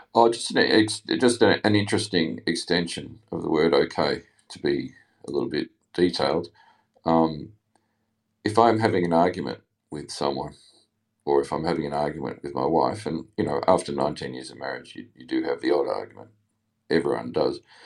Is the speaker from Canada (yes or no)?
no; Australia; accent: Australian; also born or lived in England; I obviously have an Australian accent, but I lived in England for a year, uh, when I was eighteen.